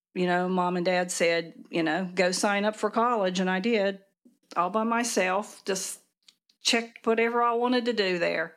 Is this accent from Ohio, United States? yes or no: no; near Princeton, Southern West Virginia, United States; I grew up in Southern West Virginia, out in a rural area, um, maybe ten miles north of Princeton